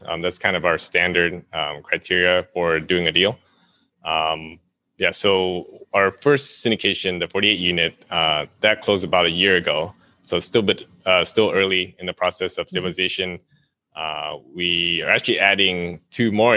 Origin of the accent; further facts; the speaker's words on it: Southern California, United States; moved away as an adult; also born or lived in Vietnam; now in Honolulu, United States; I moved with my family to Southern California when I was 8